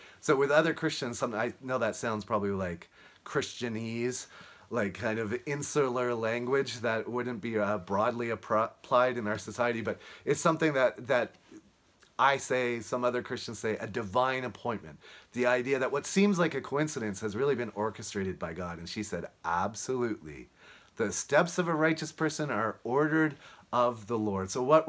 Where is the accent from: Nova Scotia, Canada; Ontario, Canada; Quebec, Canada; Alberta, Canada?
Nova Scotia, Canada; Halifax; now in Fort Worth, United States; I'm speaking to you from Fort Worth, Texas, but I'm originally from Halifax, Nova Scotia.